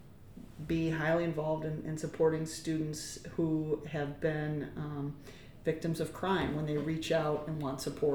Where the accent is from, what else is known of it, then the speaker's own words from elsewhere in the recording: just south of the Twin Cities, Midwest, Minnesota, United States; now in Madison, United States; I grew up in the Midwest, in actually just south of the Twin Cities.